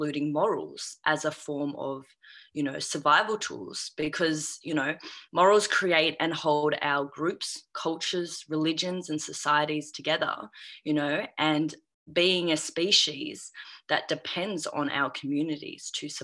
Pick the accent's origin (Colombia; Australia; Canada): Australia; also born or lived in China; I'm an Australian Chinese adoptee who's been adopted, or who was adopted at the age of 3